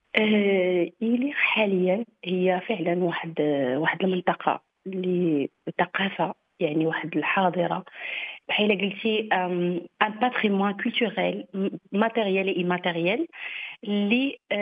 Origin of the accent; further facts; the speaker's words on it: Morocco; باننا مغاربه